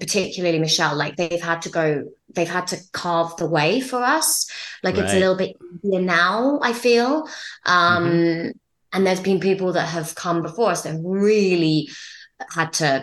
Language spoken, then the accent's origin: English; Cambridge, East of England, United Kingdom; also born or lived in Jiangsu, China; I was adopted at 9 months my mum is Norwegian and my dad is British and I grew up in Cambridge.